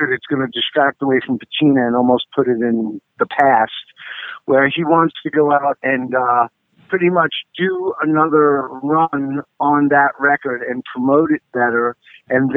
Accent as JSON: {"language": "English", "town": "New York City", "region": "New York", "country": "United States", "tie": "born or raised there", "moved": "as an adult", "said": "I was born and raised in New York"}